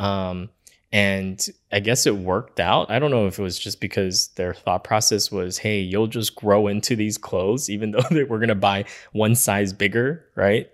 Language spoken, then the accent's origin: English; Los Angeles, California, United States; where we grew up in East Los Angeles